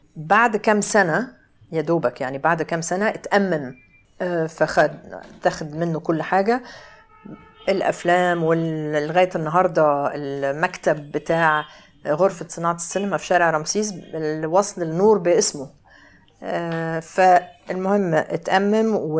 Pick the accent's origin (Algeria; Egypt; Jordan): Egypt; Cairo, Cairo Governorate; انا اتولدت في القاهره في اكتوبر